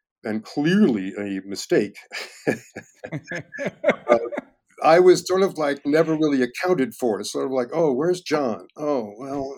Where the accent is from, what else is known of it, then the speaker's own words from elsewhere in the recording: Chappaqua, New York, United States; moved away; also born or lived in Peru, Vermont; I grew up skiing in Peru, Vermont. My parents' main home was in Chappaqua, New York